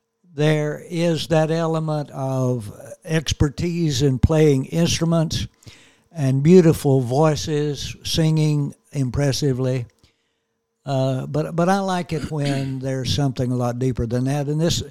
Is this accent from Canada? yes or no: no; United States; moved away; also born or lived in Tennessee / Kentucky; I was born and raised back east in Tennessee and Kentucky